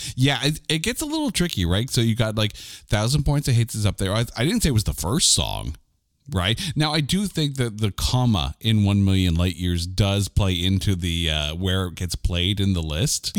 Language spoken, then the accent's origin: English; Canada; I'm a Canadian